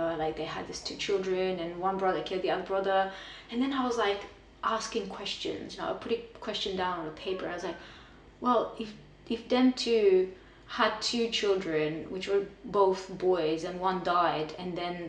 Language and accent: English; Romania; moved away as an adult; also born or lived in London; I was born and raised in Romania